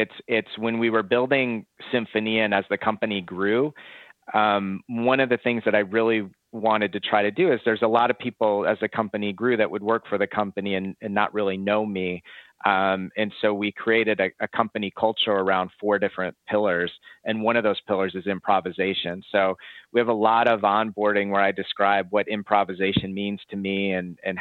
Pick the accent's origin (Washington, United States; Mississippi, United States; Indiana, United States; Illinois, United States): Illinois, United States; Chicago; moved away as an adult; also born or lived in Arizona; I'm originally from Chicago.